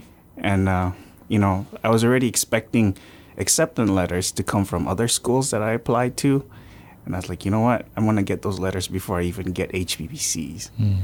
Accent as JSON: {"language": "English", "region": "Yap", "country": "Micronesia", "tie": "born or raised there", "also_born_or_lived": "Philippines / Palau", "said": "I grew up on Yap."}